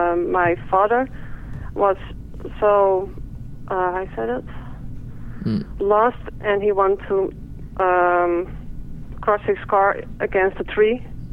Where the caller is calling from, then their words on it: Netherlands; English is a second language; I'm calling from the Netherlands, so I'm sorry for my English.